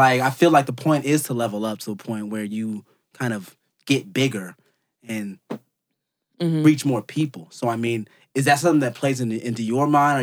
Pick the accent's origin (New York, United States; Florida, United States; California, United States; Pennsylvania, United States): California, United States; Oakland; we're actually both from Oakland.